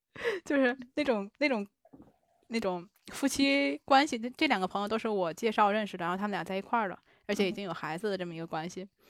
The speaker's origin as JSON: {"language": "Chinese", "region": "Tianjin", "country": "China", "tie": "born or raised there", "also_born_or_lived": "Tokyo, Japan", "moved": "as an adult", "lives_now": "Nagoya, Japan", "said": "我老家在天津"}